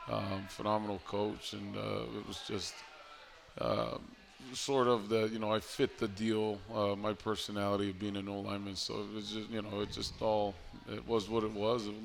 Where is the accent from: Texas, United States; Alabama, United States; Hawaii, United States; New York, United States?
Hawaii, United States; coming here – um, to the East Coast, where my wife, uh, who's uh, born and raised in Hawaii as well, uh, have no connections.